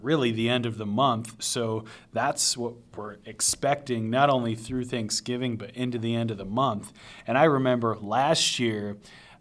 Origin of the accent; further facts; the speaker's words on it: Southeast Michigan, United States; I grew up in Southeast Michigan